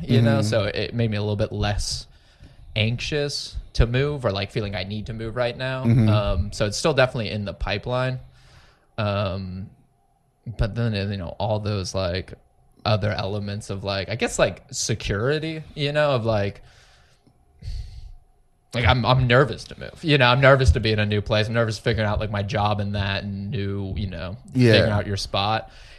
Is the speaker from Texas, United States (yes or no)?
yes; Plano, Texas, United States; now in San Antonio, United States; I grew up in the Dallas area, Plano, which is very much just the same, just white people everywhere, right?